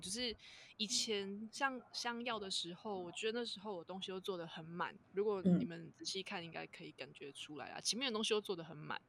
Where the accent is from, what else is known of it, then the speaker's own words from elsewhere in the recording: Tainan, Taiwan; also born or lived in eastern Taiwan; 我是土生土长的台南小孩，对，有台南人嗯。那我其实前面我都没有离开过台南这个地方，然后我有一段时间我去了东部住了一阵子